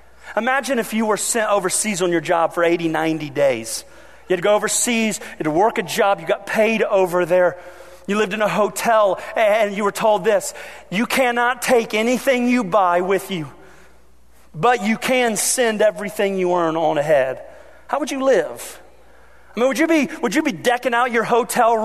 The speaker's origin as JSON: {"language": "English", "region": "Ohio", "country": "United States", "tie": "born or raised there", "said": "I grew up in Ohio."}